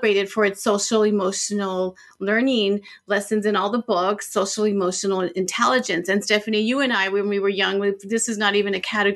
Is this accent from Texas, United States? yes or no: yes; El Paso, Texas, United States; my hometown in El Paso, Texas